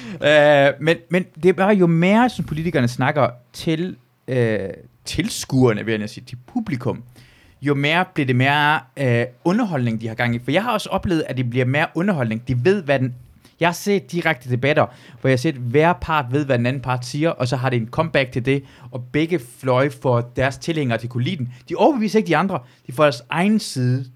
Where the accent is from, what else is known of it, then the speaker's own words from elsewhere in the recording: Iran; now in Denmark; jeg kommer jo fra Iran af